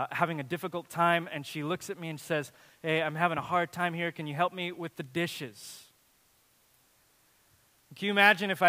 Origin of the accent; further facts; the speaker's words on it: Watsonville, California, United States; I remember as a kid in my hometown of Watsonville, this is the only, the only town in its, in its county that allowed fireworks.